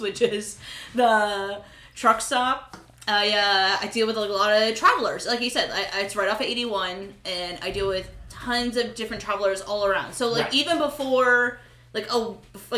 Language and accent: English; Pennsylvania, United States; we're from Pennsylvania